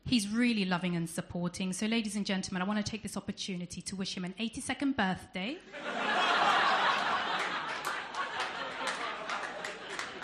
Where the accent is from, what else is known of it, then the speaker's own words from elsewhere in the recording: United Kingdom; accent: southern; as I'm sure some of you can tell by my accent, I'm not from around here, I'm from down south